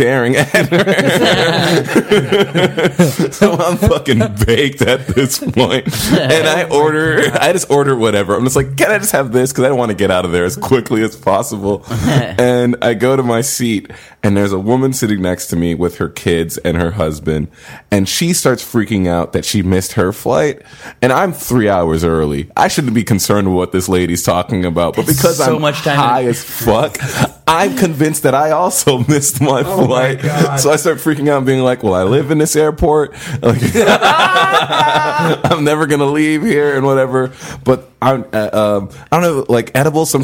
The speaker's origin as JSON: {"language": "English", "town": "McAllen", "region": "Texas", "country": "United States", "tie": "born or raised there", "also_born_or_lived": "California", "moved": "as an adult", "said": "I grew up in McAllen, Texas. I went to high school there."}